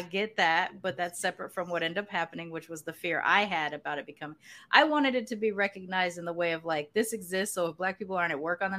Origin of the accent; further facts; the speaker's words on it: California, United States; I grew up with Juneteenth in California because my family is, you know, Galveston enslaved is my family history. They're from Texas. They came over to California.